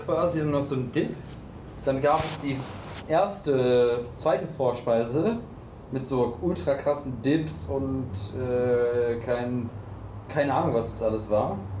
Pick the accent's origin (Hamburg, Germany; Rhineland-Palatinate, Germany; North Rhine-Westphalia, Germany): North Rhine-Westphalia, Germany; Cologne; ich komme ja aus Köln